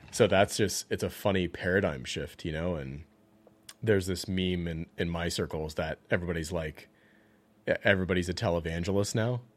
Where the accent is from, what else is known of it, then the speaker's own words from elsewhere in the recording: the South, United States; I grew up in the South